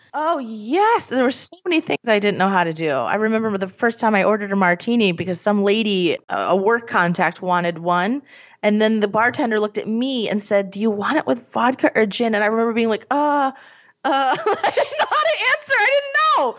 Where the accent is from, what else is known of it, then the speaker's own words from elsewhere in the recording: Scranton, Pennsylvania, United States; I'm from Scranton.